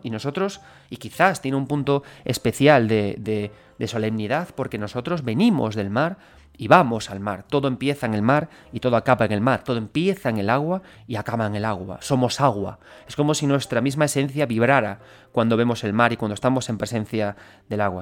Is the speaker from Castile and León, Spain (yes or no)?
no; A Coruña, Galicia, Spain; yo soy gallego